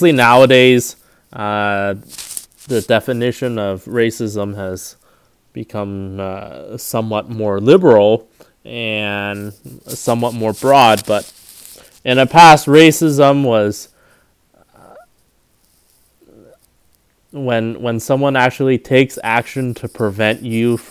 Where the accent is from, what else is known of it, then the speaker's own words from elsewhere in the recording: North Orange County, California, United States; also born or lived in Riverside, California; Growing up in North Orange County, Asians were always in the minority